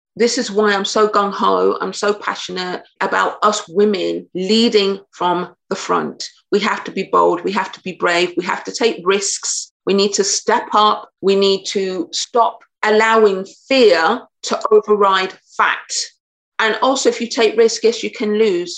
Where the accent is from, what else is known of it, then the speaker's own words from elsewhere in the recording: United Kingdom; I'm British, so I'm very anglicized